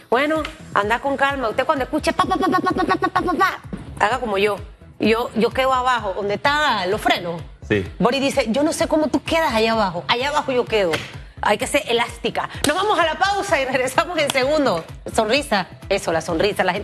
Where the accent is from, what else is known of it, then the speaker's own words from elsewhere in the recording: Panama; como panameños en realidad debemos sentirnos orgullosos.